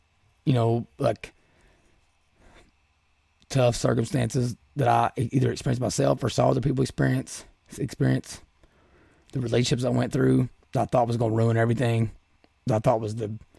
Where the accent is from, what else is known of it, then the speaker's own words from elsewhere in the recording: Appalachia, United States; Growing up in Appalachia, I can hear it now.